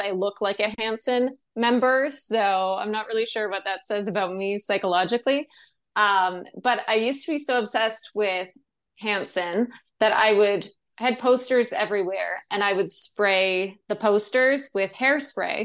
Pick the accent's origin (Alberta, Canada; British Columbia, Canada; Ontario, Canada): Ontario, Canada; Sault Ste. Marie; moved away as an adult; also born or lived in Toronto; growing up in Sault Ste. Marie, Ontario